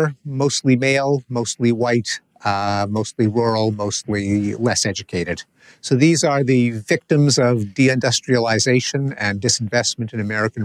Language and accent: English; Canada; I come from Canada.